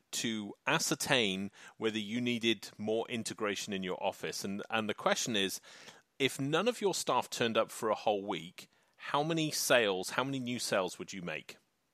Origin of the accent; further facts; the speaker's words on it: England, United Kingdom; So I'm an Englishman. I am from the UK, which is the United Kingdom, but I'm an Englishman